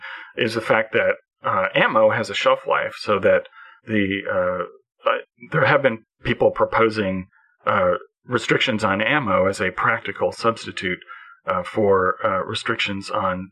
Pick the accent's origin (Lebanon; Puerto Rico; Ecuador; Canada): Canada; as a Canadian